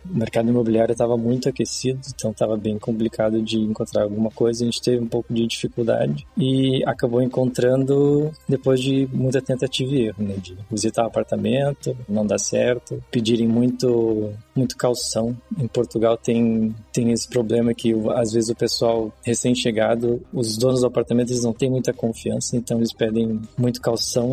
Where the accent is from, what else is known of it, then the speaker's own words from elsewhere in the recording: Canoas, Rio Grande do Sul, Brazil; moved away as an adult; also born or lived in Porto Alegre; now in Luxembourg; eu sou de Porto Alegre, nascido em Porto Alegre, mas morei minha vida inteira em Canoas, que é a cidade vizinha, no Rio Grande do Sul